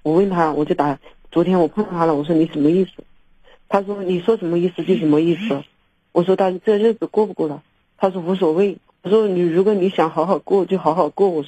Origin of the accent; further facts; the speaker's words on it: Hunan, China; 我是湖南的。